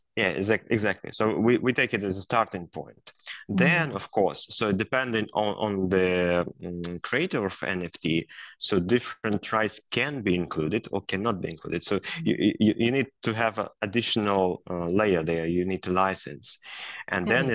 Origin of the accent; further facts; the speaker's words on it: Belarus; moved away as an adult; also born or lived in United States; now in Sweden; i was a lawyer so first i started my career as a lawyer in my home country, in Belarus, where I worked for a number of years.